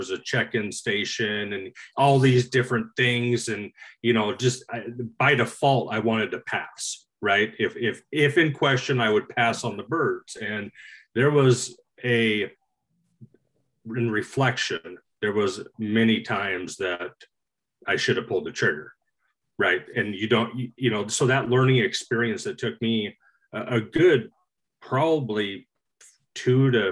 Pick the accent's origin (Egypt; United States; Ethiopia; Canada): United States; Eastern Oregon; also born or lived in Willamette Valley; growing up in Eastern Oregon, where it was mostly honkers